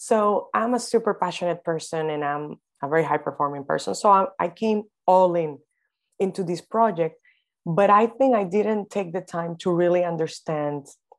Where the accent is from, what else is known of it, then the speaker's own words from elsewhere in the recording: Dominican Republic; I am from the Dominican Republic.